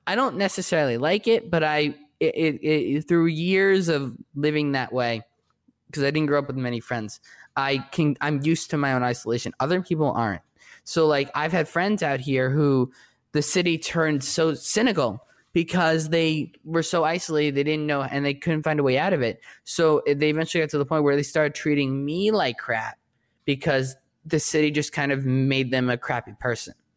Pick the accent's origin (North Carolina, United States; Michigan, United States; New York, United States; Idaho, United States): New York, United States; now in Los Angeles, United States; I'm from New York